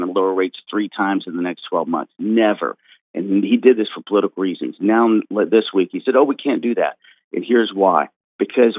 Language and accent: English; Texas, United States; I'm from Texas